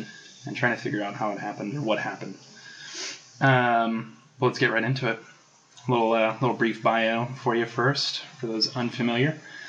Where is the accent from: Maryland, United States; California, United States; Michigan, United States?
California, United States; Vacaville; also born or lived in Fairfield, California; I was born in Vacaville, little cow town. California.